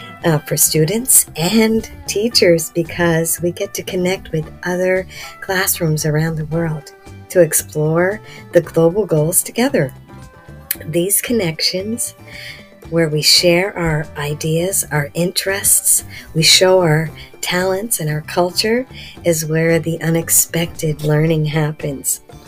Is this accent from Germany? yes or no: no; Canada; I'm from Canada.